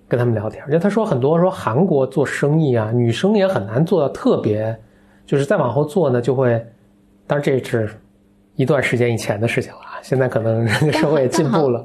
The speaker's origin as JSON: {"language": "Chinese", "country": "China", "said": "可能我们中国人去的就游刃有余啊"}